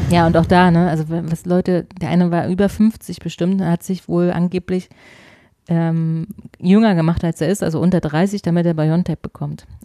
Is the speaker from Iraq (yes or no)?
no; Austria; Ich, ja, übrigens, ich bin Österreicher, ne?